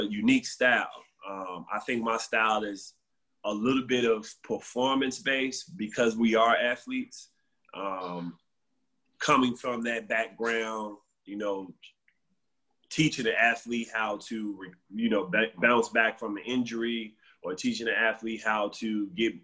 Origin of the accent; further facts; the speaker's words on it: Chicago, Illinois, United States; I'm from Chicago. I'm from the South Side, Inglewood